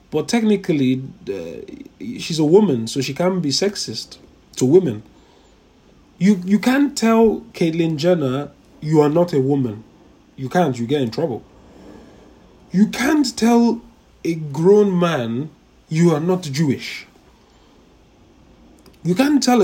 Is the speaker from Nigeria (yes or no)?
yes; Nigeria; I'm a Nigerian. Am I a Nigerian? I say I'm a Nigerian, but in reality, so if anything, I'm not a Nigerian. I'm a Yoruba man